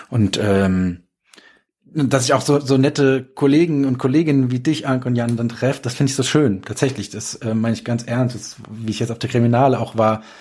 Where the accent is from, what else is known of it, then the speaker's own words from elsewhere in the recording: Darmstadt, Hesse, Germany; Nächstes Jahr ähm, ist in ähm, Darmstadt, in meiner Heimat.